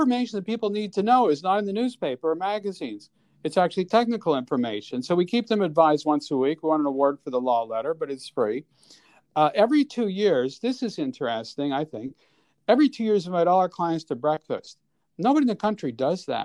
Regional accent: Montreal, Quebec, Canada; moved away as an adult; now in New York, United States; So, I'm born and raised in Montreal. I moved here when I was 22

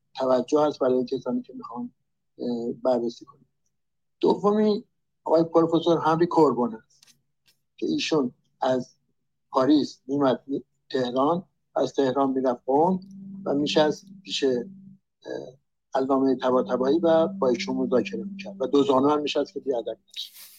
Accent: Iran; من ایرانی هستم

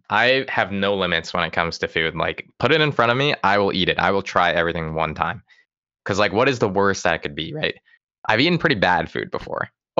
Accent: West Coast, United States; I gotta say, I grew up on the West Coast and I just have never found great sushi specifically anywhere out East.

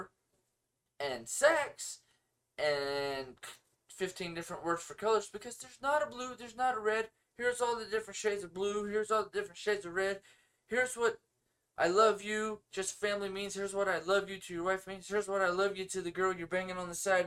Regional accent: United States; I'm American

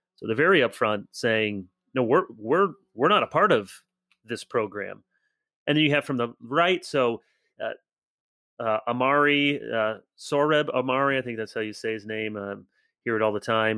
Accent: United States; as Americans

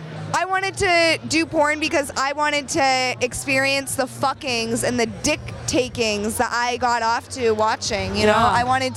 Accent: New Hampshire, United States; I'm from New Hampshire.

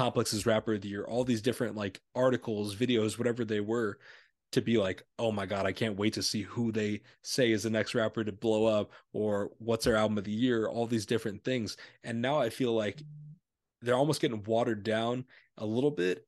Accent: Illinois, United States; we're from Illinois

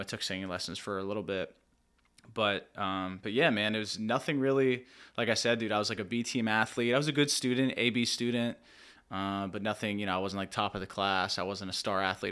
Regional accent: Lebanon, Pennsylvania, United States; I'm from Lebanon.

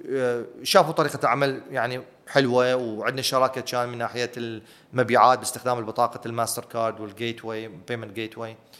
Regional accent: Iraq; أنا عراقي

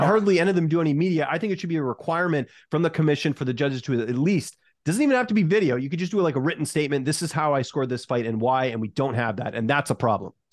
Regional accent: Canada; I'm Canadian

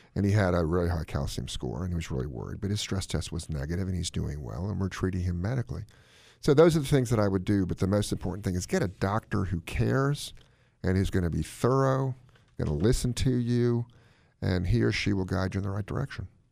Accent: Yankeeville, the North, United States; moved away; Dinner in where I grew up in Yankeeville was at seven, six P M

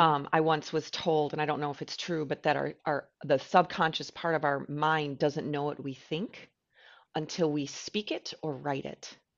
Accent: United States; I'm an American

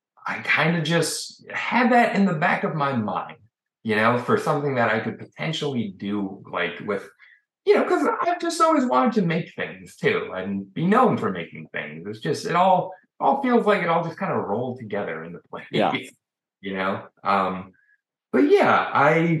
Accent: Chicago, Illinois, United States; I'm from Chicago

